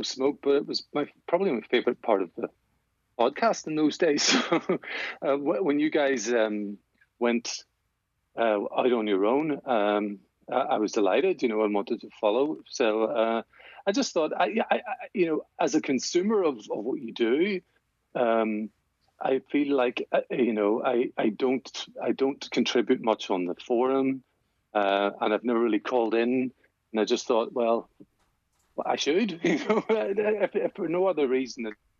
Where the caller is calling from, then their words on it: Northern Ireland, United Kingdom; Yeah, just not too far from Belfast.